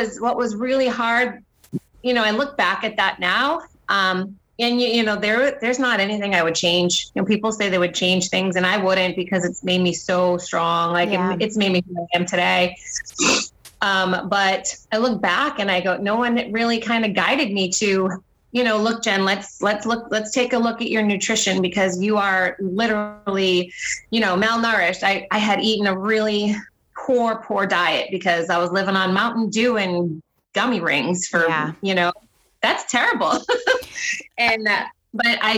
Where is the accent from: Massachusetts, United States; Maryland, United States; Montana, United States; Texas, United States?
Massachusetts, United States; Boston; moved away as an adult; now in Chicago, United States; We are originally from Boston, Massachusetts. We live now in Chicago.